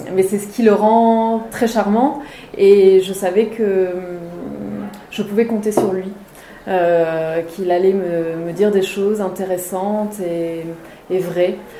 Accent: Maurienne, Auvergne-Rhône-Alpes, France; moved away; j'ai passé mon enfance en Maurienne

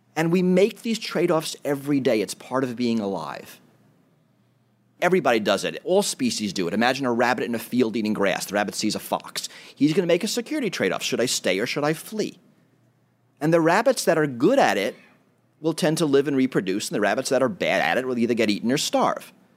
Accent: New York City, New York, United States; I grew up in New York City

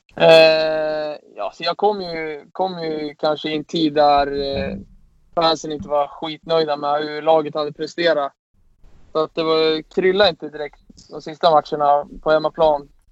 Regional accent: Sweden; som svensk

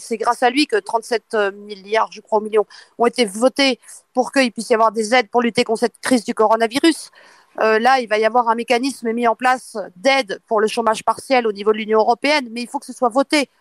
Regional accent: eastern France, France; je suis de l'Est. on sait très bien l'histoire que nous avons eue dans l'est de la France

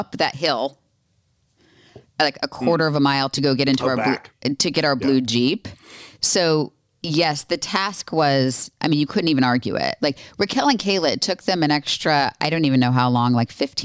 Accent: Florida, United States; I grew up in Florida

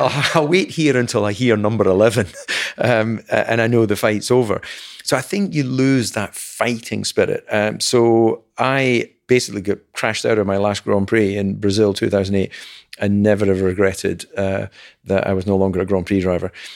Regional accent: Dumfries, Scotland, United Kingdom; Alan and I are, are, were both born in Dumfries

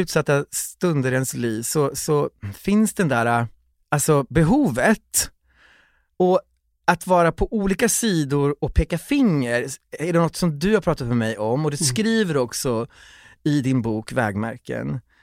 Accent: Kiruna, Norrbotten County, Sweden; jag föddes i Kiruna

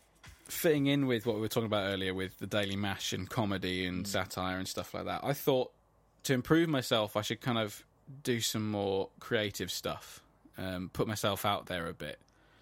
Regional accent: Midlands, United Kingdom; I'm from the Midlands.

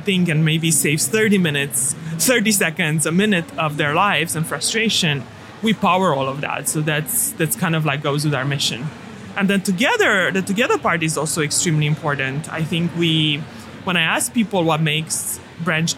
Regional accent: Romania; moved away; I grew up in Romania

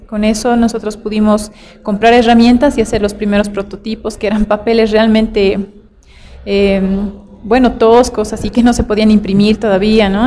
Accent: Tupiza, Potosí, Bolivia; also born or lived in La Paz; yo nací en Tupiza, esto está al sur de, Potosí, en Bolivia. Y pues yo crecí en un lugar bien sano

